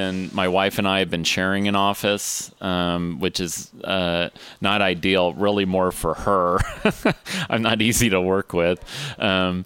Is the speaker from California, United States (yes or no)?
no; Austin, Texas, United States; also born or lived in Dallas / Houston; I was born in Dallas. And when I was about 6 months old, my family moved to Austin.